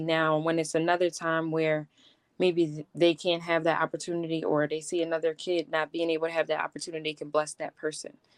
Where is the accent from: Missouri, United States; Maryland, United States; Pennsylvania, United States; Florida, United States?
Pennsylvania, United States; Philadelphia; I'm from Philadelphia